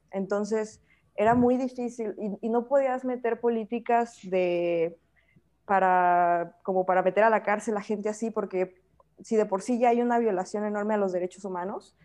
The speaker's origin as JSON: {"language": "Spanish", "country": "Mexico", "also_born_or_lived": "New Zealand", "moved": "yes", "said": "para mí como, como mexicana que, no seguimos tanto las reglas"}